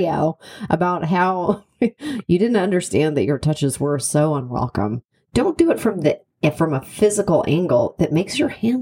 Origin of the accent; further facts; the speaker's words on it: Canada; moved away; I'm from Canada